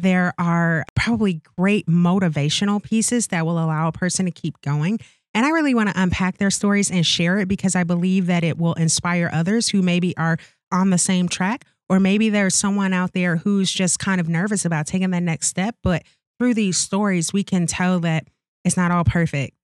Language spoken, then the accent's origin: English; St. Louis, Missouri, United States; moved away as an adult; also born or lived in Okinawa, Japan; now in Wisconsin, United States; I'm born and raised in Saint Louis, Missouri.